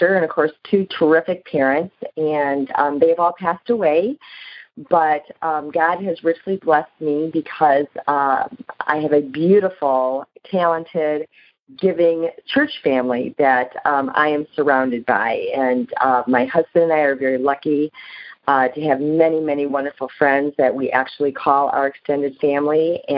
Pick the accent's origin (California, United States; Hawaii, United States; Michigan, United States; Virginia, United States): Michigan, United States; Livonia; my husband and I were both born and raised here in Michigan.